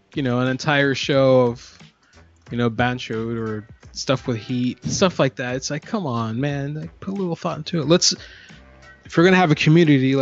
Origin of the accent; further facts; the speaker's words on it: Orlando, Florida, United States; I grew up in Central Florida, in Orlando specifically